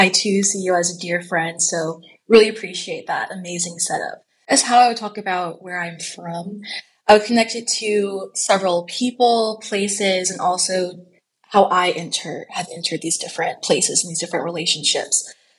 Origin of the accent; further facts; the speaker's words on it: Nashville, Tennessee, United States; moved away as an adult; Growing up in Nashville, Tennessee, I was in a predominantly white educational environment. And having that Black Southern Christian home experience coupled with a predominantly white educational experience